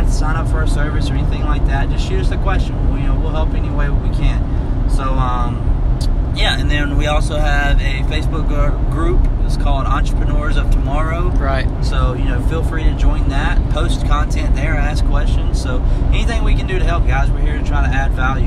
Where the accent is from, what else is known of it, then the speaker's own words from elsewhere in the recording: Tuscaloosa, Alabama, United States; we're from Tuscaloosa, Alabama